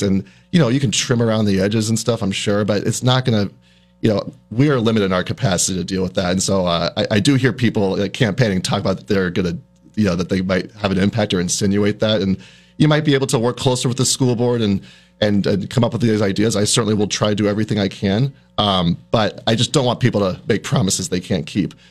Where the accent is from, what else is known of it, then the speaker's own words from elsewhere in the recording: New Hampshire, United States; moved away as an adult; also born or lived in Syracuse, New York; now in South Burlington, United States; I grew up in New Hampshire, about two hours away from here